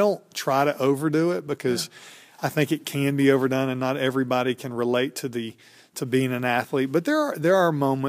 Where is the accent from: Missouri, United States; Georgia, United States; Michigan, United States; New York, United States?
Georgia, United States; Stone Mountain; I grew up in Atlanta, just outside Atlanta in a suburb, Stone Mountain, Georgia, and didn't really know NC State existed until they started recruiting me out of high school.